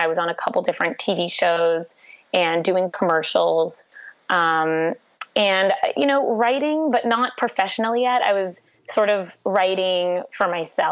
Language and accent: English; Toronto, Ontario, Canada; I'm from Toronto, Canada